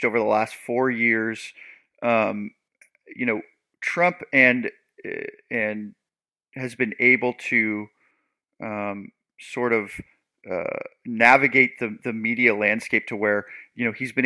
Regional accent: Seattle, Washington, United States; I'm from the Pacific Northwest, the Seattle area

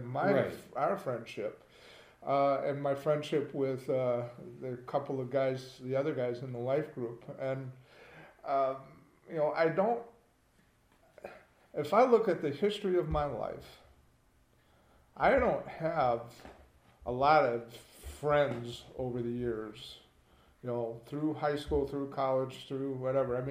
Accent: Midwest, United States; I'm a Midwesterner.

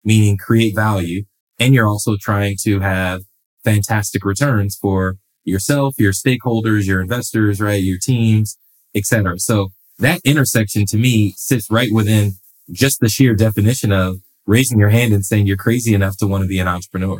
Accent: Los Angeles, California, United States; I'm born and raised in Los Angeles, California

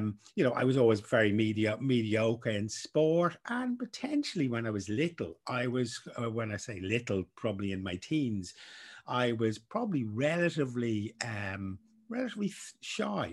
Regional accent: Dublin, Leinster, Ireland; I grew up in Dublin, 80s

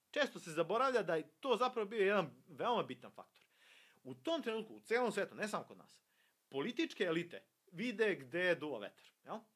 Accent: Serbia; mi ovde kod nas u Srbiji

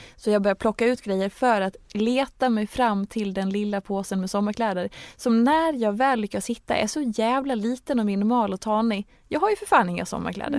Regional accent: Dalarna County, Sweden; moved away; när vi skulle gifta oss och ha bröllopet hemma i Dalarna

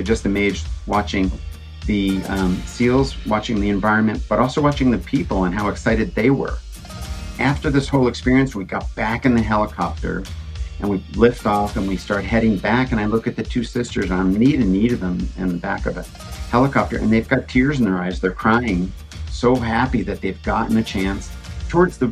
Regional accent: New Jersey, United States; I grew up in New Jersey

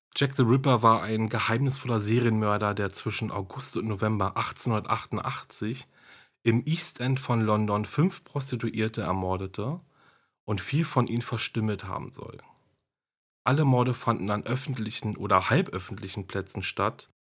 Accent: Germany

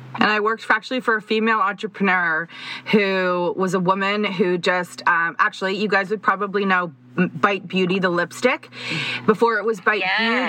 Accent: Toronto, Ontario, Canada; we are from Toronto, and uh, we both ended up at the same high school, a high school that is currently like five minutes from our house.

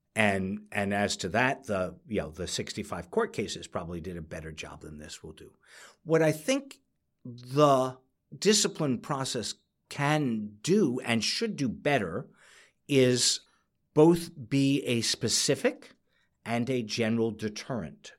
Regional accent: New York, United States; I'm a New Yorker

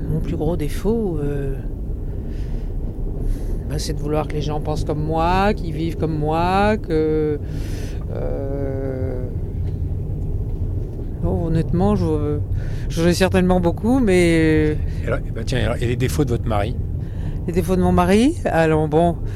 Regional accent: Marseille, Provence-Alpes-Côte d'Azur, France; nous sommes tous les deux marseillais.

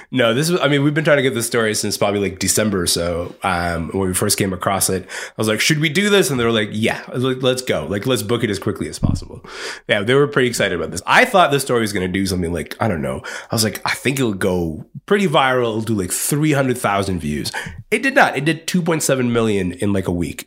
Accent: Kingston, Ontario, Canada; growing up in Kingston, Ontario

